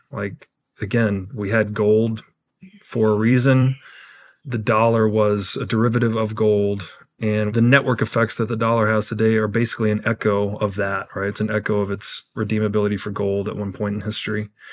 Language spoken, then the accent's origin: English; Tennessee, United States; I grew up in Tennessee